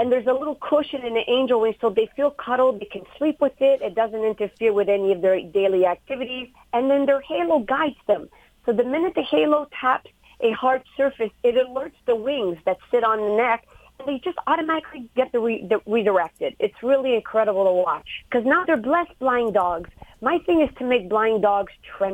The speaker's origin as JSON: {"language": "English", "town": "Montreal", "region": "Quebec", "country": "Canada", "tie": "born or raised there", "said": "I was born and raised in Montreal, Canada"}